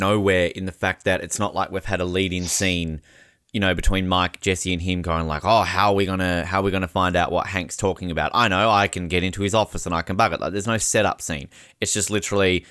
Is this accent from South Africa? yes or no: no; Australia; moved away as an adult; also born or lived in New Zealand / Canada; I'm Australian